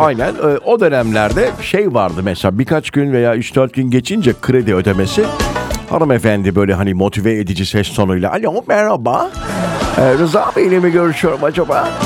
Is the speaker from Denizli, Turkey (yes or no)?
yes; Denizli, Turkey; moved away; Benim memleketimle